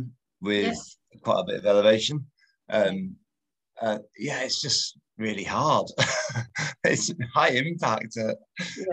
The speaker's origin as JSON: {"language": "English", "country": "United Kingdom", "also_born_or_lived": "Spain / north of England", "said": "I'm British."}